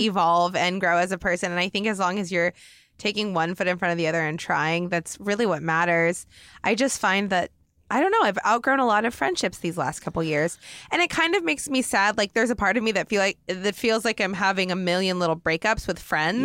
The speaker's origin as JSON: {"language": "English", "region": "Oregon", "country": "United States", "moved": "as an adult", "said": "I'm from Oregon, but I just moved out here when I was twenty-one"}